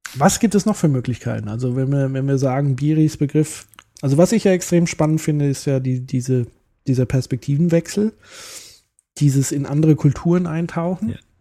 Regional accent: Germany; ich bin ein Deutscher, der Spanisch lernen will

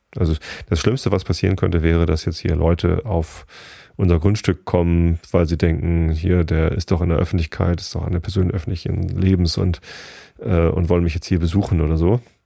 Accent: Karkensdorf, Germany; ich komme hier aus Garkensdorf

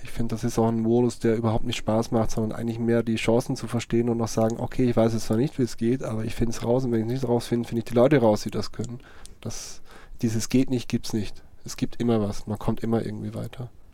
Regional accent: Vorarlberg, Austria; moved away as an adult; now in Cologne, Germany; es kann sein, dass ich irgendwann mal wieder in meine Heimat zurückgehe

